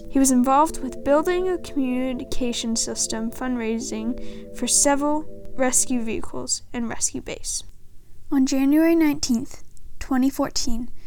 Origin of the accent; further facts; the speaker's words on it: Canada; Now, with being a Canadian, I wanted to not only research a great, but research a great Canadian.